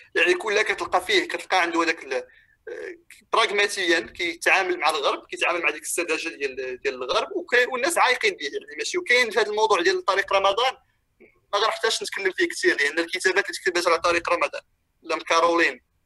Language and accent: Arabic; Morocco; now in Europe; حتى جيت لاوروبا وحنا عندنا في المغرب